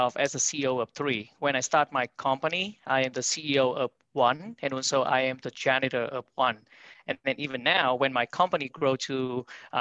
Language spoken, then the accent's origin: English; Vietnam; moved away as an adult; now in New York City, United States; I'm born and raised in Vietnam